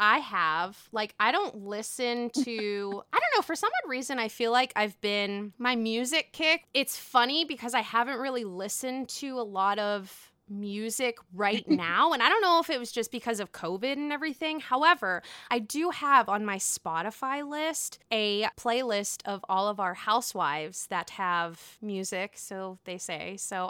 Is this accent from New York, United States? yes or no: yes; New York, United States; Well, as a New Yorker, what old school Roni are you referring to, I guess?